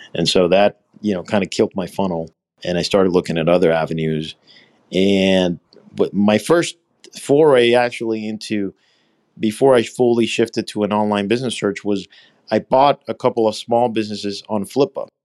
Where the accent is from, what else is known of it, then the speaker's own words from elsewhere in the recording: Puerto Rico; also born or lived in Alabama; So I'm actually from here. I grew up here.